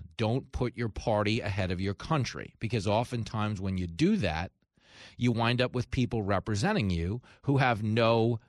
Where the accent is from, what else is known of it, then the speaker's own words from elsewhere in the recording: New York, United States; In my home state of New York